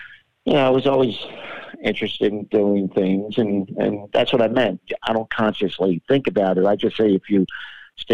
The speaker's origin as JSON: {"language": "English", "town": "Wilmington", "region": "Delaware", "country": "United States", "tie": "born or raised there", "said": "I was born in Wilmington, Delaware"}